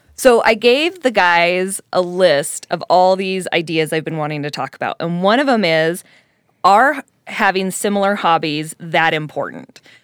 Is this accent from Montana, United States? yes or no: no; Colorado, United States; now in Utah, United States; being in Utah and growing up in Colorado